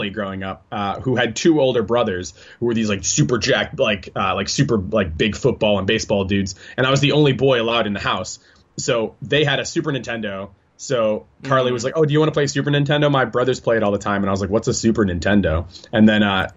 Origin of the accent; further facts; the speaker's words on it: Englewood, New Jersey, United States; moved away as an adult; also born or lived in Japan; I was born in Englewood, New Jersey